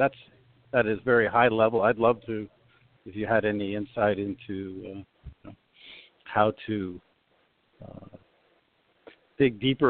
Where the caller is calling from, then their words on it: Sugar Land, Texas, United States; I'm calling from Sugar Land, Texas.